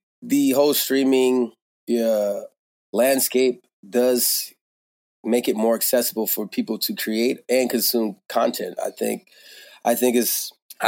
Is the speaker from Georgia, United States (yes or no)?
yes; Georgia, United States; also born or lived in Bakersfield, California; now in Philadelphia, United States; I grew up in Georgia